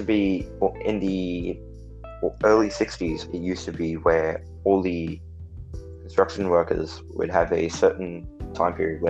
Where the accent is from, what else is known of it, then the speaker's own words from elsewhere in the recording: United Kingdom; I'm British.